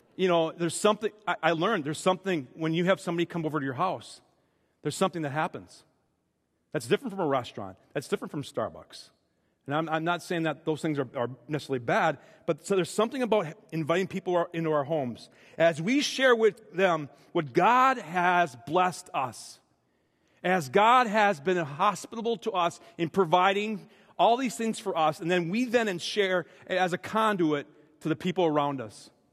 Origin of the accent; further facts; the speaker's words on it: Minnesota, United States; I'm speaking as a Minnesotan for most of my life